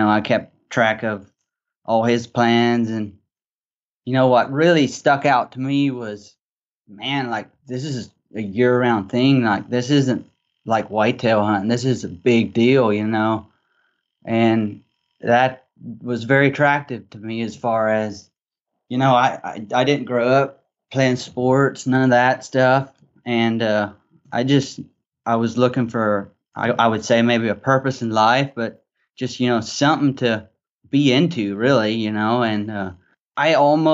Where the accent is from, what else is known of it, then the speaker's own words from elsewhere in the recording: Arkansas, United States; I grew up in Arkansas, so I'm a Southern kid